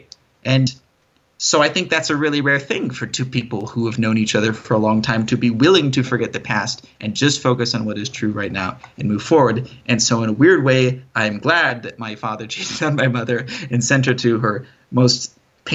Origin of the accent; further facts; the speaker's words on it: United States; moved away; as an American, of course, I'm subject to many privileges that most other countries in the world find very enviable